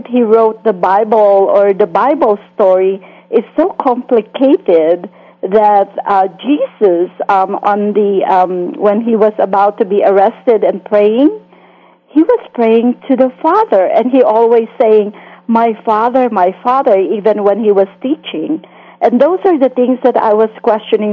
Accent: Philippines; moved away as an adult; now in United States; I grew up in the Philippines

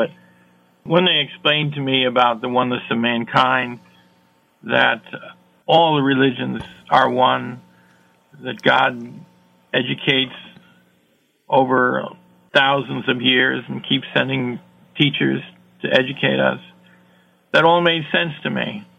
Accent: Iowa, United States; I was a lonely teenager. Growing up in Iowa, I didn't really know anybody.

